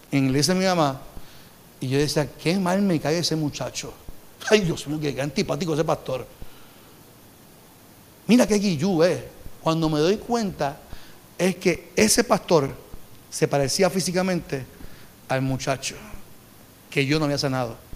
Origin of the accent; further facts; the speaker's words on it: Carolina, Puerto Rico; Porque yo, soy de Carolina.